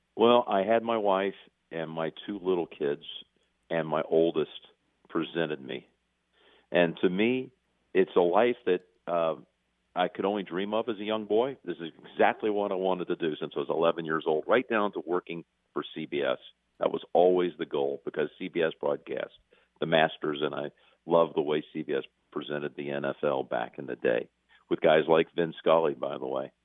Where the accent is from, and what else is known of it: North Carolina, United States